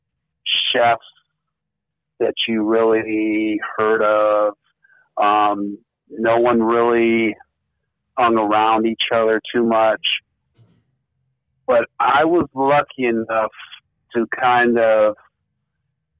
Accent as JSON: {"language": "English", "area": "Chicagoland area", "region": "Northwest Indiana", "country": "United States", "tie": "born or raised there", "also_born_or_lived": "Los Angeles, California / New Orleans", "moved": "yes", "lives_now": "Omaha, United States", "said": "I was born in Los Angeles. Moved as a very young child when I was like 5 to the Northwest Indiana, Chicagoland area."}